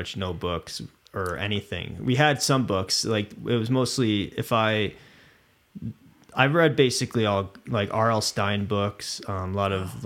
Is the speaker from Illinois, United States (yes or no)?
yes; Illinois, United States; now in Reno, United States; I'm from Illinois originally